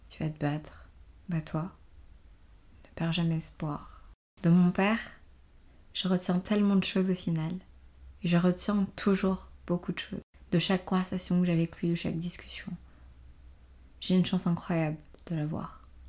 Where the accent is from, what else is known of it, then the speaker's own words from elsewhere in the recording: Benin; je suis née euh, dans la République du Bénin, un pays d'Afrique de l'Ouest, dans les années 2000